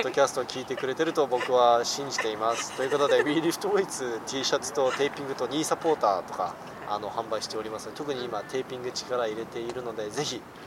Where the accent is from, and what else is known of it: South Korea; moved away